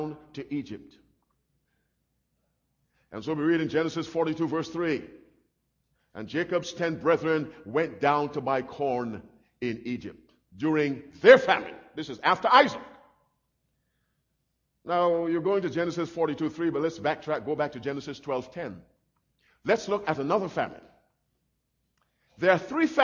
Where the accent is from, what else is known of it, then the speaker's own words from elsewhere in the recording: Barbados; when I was a little boy growing up in Barbados